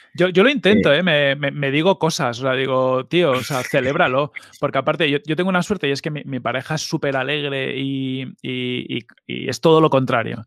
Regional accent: Fuenlabrada, Community of Madrid, Spain; also born or lived in Mallorca / Mahón, Menorca / Arenys de Mar, Catalonia / Galicia (parents); vivimos hasta que yo tuve los siete años en Arenys de Mar. O sea, yo, yo sí que tengo como recordatorio de, de vivir cerca de la playa. Y luego ya nos vinimos a Madrid, a Fuenlabrada

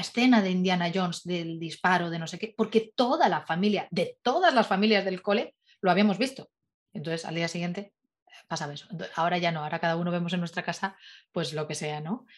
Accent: Madrid, Community of Madrid, Spain; siendo madrileña

